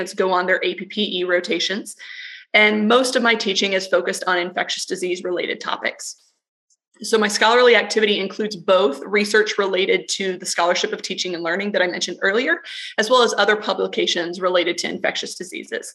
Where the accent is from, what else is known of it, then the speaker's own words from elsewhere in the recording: Florida, United States; also born or lived in Texas; I'm originally from Florida